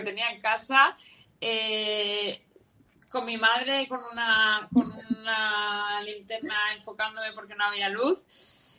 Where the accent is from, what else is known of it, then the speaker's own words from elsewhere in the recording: Valencia, Valencian Community, Spain; soy de Valencia